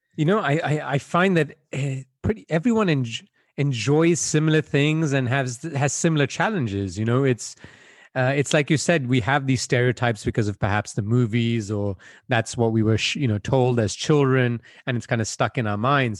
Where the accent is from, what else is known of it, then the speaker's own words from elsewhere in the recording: Belgium; moved away; I was born and raised in Belgium, where I spent most of my childhood.